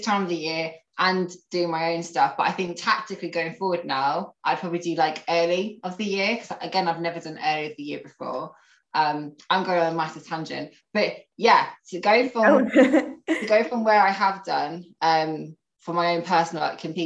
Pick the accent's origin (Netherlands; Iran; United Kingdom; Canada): United Kingdom; Northampton, East Midlands; also born or lived in Nottingham / Malaysia / Manchester; I'm from Northampton. I've pretty much spent all my life here.